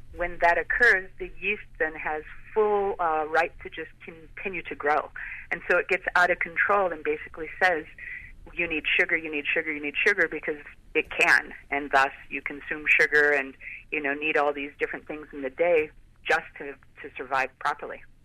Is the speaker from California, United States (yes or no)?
no; Chicago, Illinois, United States; now in Clearwater, United States; being from Chicago